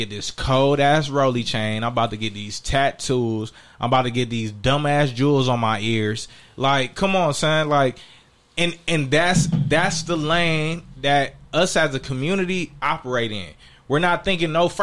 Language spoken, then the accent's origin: English; Inglewood, California, United States; I grew up in Inglewood.